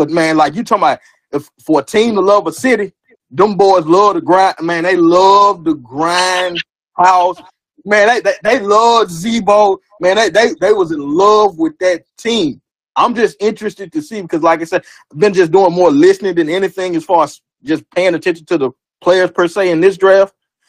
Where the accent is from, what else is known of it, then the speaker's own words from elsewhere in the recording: Mississippi, United States; I'm from Mississippi, man.